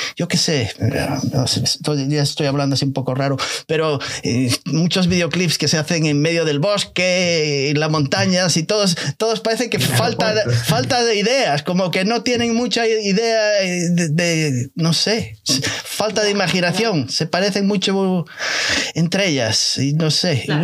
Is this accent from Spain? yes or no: yes; Galicia, Spain; soy gallego